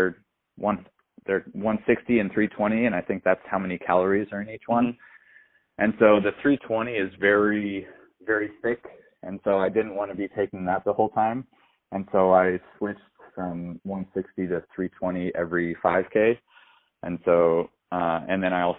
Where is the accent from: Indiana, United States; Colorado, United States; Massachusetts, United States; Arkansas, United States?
Colorado, United States; Fort Collins; I grew up in Fort Collins